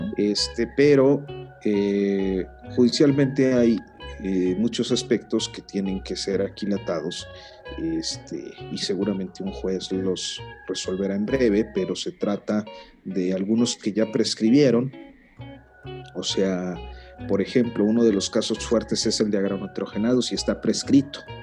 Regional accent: northern Mexico, Mexico; now in Mexico City, Mexico; soy norteño

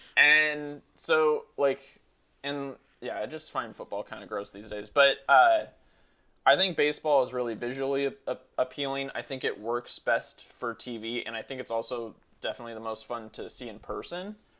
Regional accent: Oakland, California, United States; also born or lived in Dallas, Texas; I was born in Dallas, uh, which was like a complete bullshit reason to like them because I lived there for six months and then like spent my whole life in Oakland.

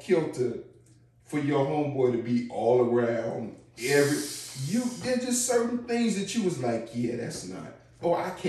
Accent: Chicago, Illinois, United States; I'm from Chicago

